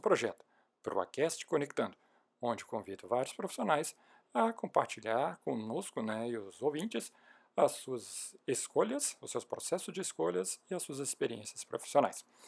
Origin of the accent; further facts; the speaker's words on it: Porto Alegre, Rio Grande do Sul, Brazil; somos aqui de Porto Alegre